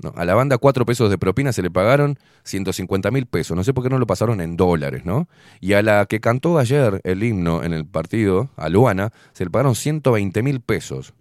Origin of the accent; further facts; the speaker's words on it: Montevideo, Uruguay; yo también aporto como montevideano